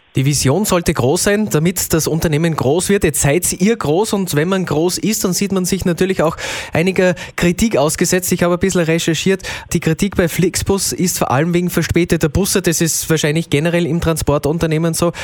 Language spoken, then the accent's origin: German; Austria; bei uns in Österreich